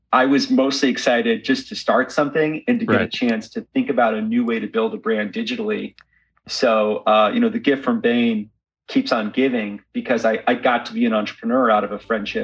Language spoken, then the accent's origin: English; Chicago, Illinois, United States; So born and raised in the western suburbs of Chicago. Mom is an immigrant from India, born in a refugee town on the way from Rawalpindi, Pakistan to New Delhi, India at the time of the partition.